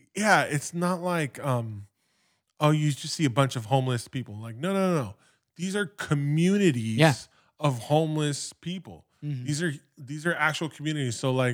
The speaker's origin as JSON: {"language": "English", "town": "Los Angeles", "region": "California", "country": "United States", "tie": "born or raised there", "said": "I grew up in the San Fernando Valley, and for me, that area was Van Nuys, the porn one of the porn capitals of the world."}